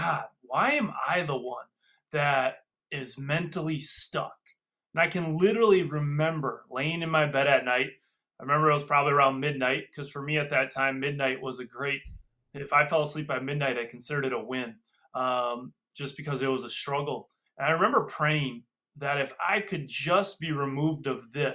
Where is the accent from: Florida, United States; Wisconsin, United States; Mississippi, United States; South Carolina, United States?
Wisconsin, United States; Freedom; I'm from Freedom, Wisconsin